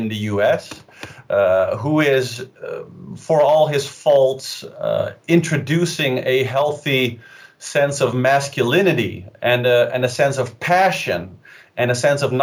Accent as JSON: {"language": "English", "town": "Amsterdam", "region": "North Holland", "country": "Netherlands", "said": "I'm from Amsterdam"}